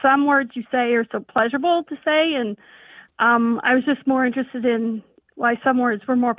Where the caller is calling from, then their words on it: Bismarck, North Dakota, United States; I'm from Bismarck, North Dakota.